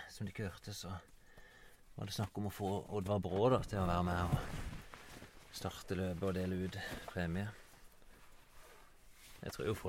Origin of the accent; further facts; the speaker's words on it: Vennesla, Agder, Norway; moved away; Jeg er jo fra Vennesla, egentlig.